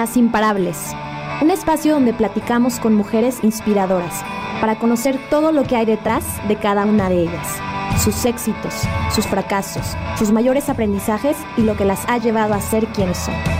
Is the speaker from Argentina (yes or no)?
no; Culiacán, Sinaloa, Mexico; moved away; yo soy de Culiacán, soy orgullosamente culichi